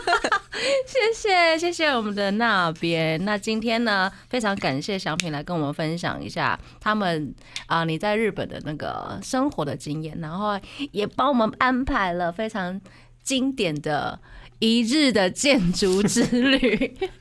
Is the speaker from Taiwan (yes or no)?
yes; Taiwan; 那很值得我们台湾人